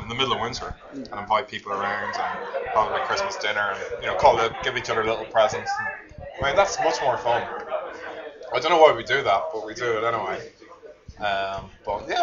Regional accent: Ireland; now in New Zealand; as an Irishman

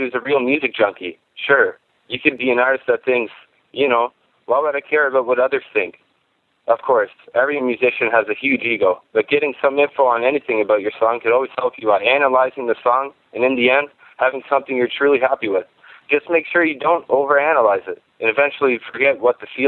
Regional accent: Canada; I'm a musician from Canada

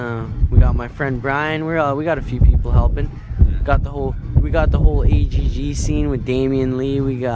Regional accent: Fort William First Nation, Ontario, Canada; I'm 18 years old, and I'm from Fort William First Nation.

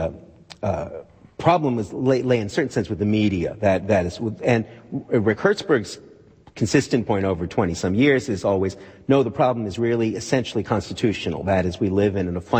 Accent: Canada; moved away; I'm a Canadian. It may not be the national health care that I grew up

